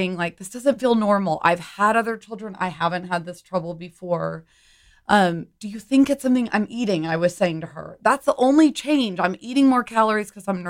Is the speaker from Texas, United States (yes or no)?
yes; Humble, Texas, United States; also born or lived in New York City; I grew up in Humble, so suburb of Houston